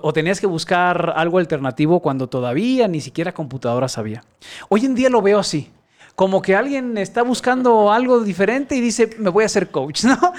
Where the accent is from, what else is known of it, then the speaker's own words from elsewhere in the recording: Guadalajara, Jalisco, Mexico; Soy tapatío, aquí nací en Guadalajara y tengo 44 años, de los cuales eh, solamente dos he vivido fuera de esta ciudad